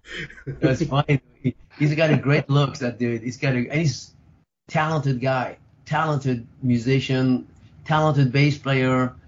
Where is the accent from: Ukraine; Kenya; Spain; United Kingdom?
Spain; moved away; also born or lived in France; My dad was Spanish, from Spain. I grew up in Spain, actually. I grew up in France and Spain